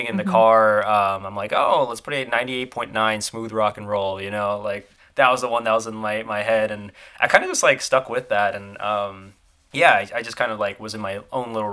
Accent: Florida, United States; accent: Southern twang; growing up in Florida, which is like one of the best places you could go and fish

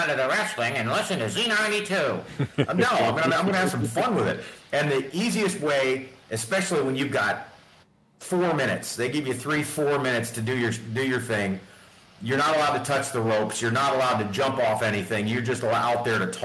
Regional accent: North Bend, Nebraska, United States; growing up in North Bend, we didn't have the option of pay-per-views. Back then, you had to have a satellite, or you had to drive into Fremont or Omaha

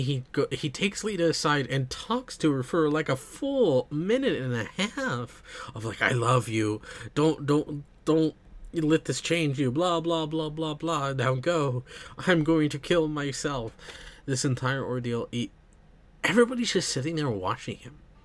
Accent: United States; being American myself

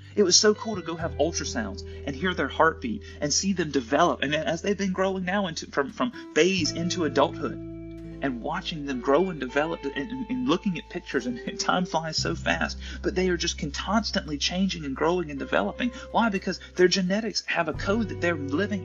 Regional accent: the South, United States; I'm from the South in the United States

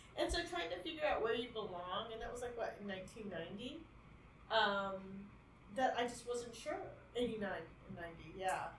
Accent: Atlanta, Georgia, United States; I was born in Atlanta.

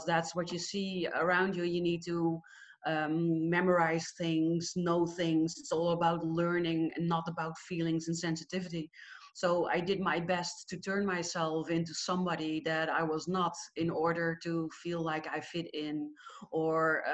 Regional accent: Netherlands; I am Dutch. I'm from the Netherlands.

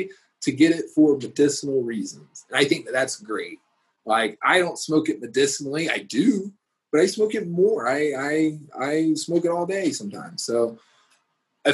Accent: Georgia, United States; now in Denver, United States; I'm from Georgia. My family grew up in the Bible Belt

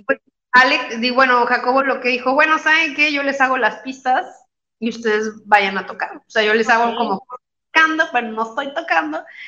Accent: Querétaro, Mexico; also born or lived in Mexico City; se mudaron de, de la Ciudad de México, porque somos de la Ciudad de México. Se mudaron a Querétaro y pusieron una escuela que se llama Mi Fasol.

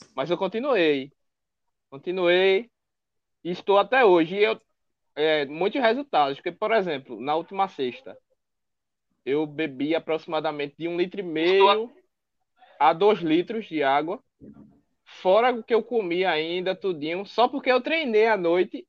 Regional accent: Recife, Pernambuco, Brazil; accent: nordestino; tenho 25 anos, sou de Recife

